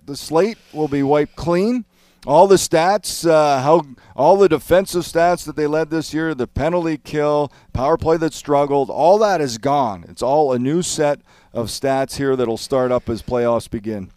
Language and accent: English; Canada; I know I'm Canadian